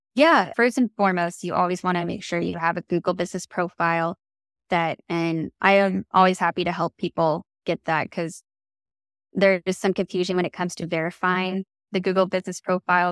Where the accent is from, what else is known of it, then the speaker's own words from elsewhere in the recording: Kansas City, United States; moved away as an adult; now in Savannah, United States; I'm originally from Kansas City, and I moved here to Savannah